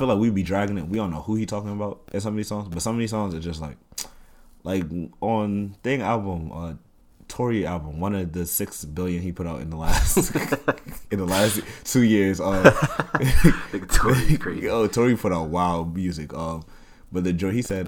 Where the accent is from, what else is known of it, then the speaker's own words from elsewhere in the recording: New York City, New York, United States; also born or lived in Washington, D.C.; I come from Section 8 growing up, you feel me? Like, mm-hmm. we come from, I'm not gonna say the trenches, but we ain't come from nothing, like, you feel me? Free lunch, we ain't came from nothing too nice. Mm-hmm. And especially being from here, from, you know, Queens